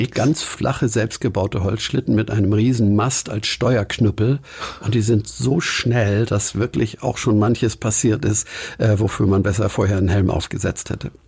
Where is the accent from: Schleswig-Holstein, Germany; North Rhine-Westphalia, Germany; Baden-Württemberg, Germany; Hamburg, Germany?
Hamburg, Germany; Inzwischen längst Blankenese. Geboren bin ich aber in Winterhude